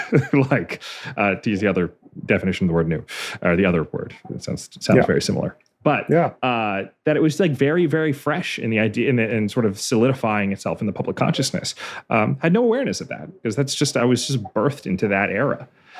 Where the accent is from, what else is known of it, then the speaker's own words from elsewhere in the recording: Northeast, United States; because I grew up in the Northeast probably mostly.